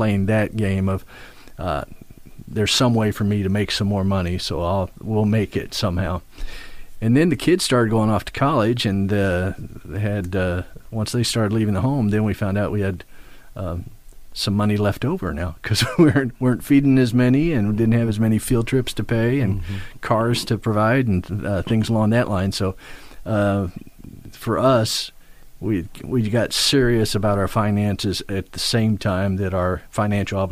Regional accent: Midwest, United States; now in East Coast, United States; Midwest. I'm a Midwesterner

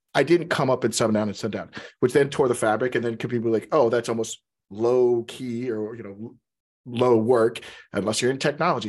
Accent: Texas, United States; now in Seattle, United States; I'm from Texas, so I'm from the South

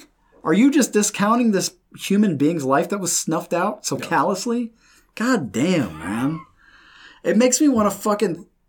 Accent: United States; born or raised there

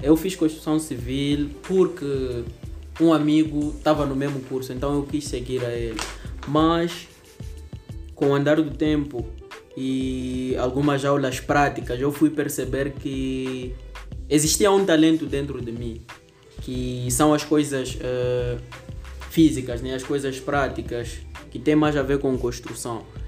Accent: Lichinga, Niassa, Mozambique; sou natural do Niassa, constantemente em Lixinga

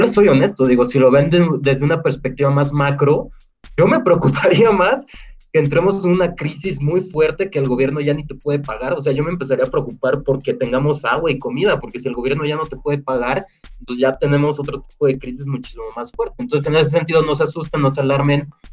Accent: Mexico; en México tenemos muchos problemas económicos

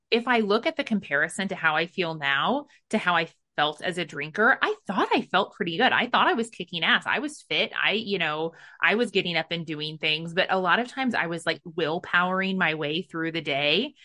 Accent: United States; I was brought up in America

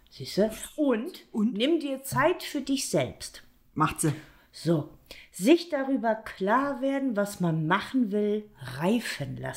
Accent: Bremen, Germany; born there; Ich bin einfach nur in Bremen geboren. Fertig aus.

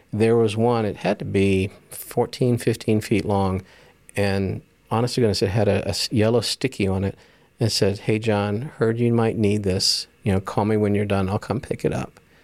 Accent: Jacksonville, Florida, United States; also born or lived in Dallas; I grew up in Jacksonville

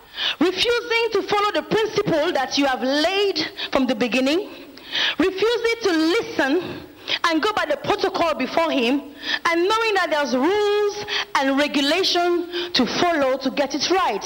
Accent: France; moved away as an adult; now in Nigeria; I'm from France, and I'm an evangelist here at the Synagogue Church of All Nations

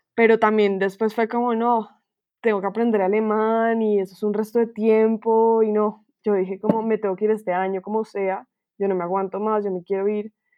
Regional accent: Colombia

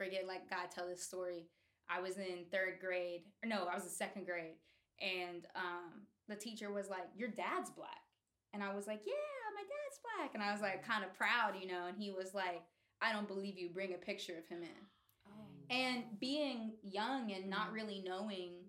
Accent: Oakdale, Pennsylvania, United States; born or raised there; also born or lived in New York City

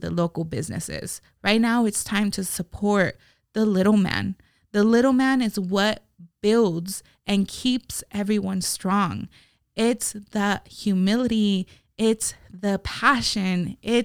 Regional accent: Las Vegas, Nevada, United States; as Las Vegas locals

